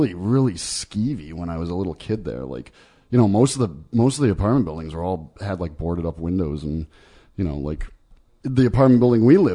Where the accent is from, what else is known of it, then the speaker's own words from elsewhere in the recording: Meriden, Connecticut, United States; I was born in Meriden, or I was born in Australia